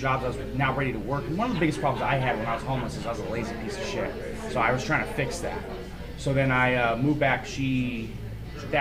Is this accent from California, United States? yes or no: yes; Southern California, United States; now in Hartford, United States; I grew up in Southern California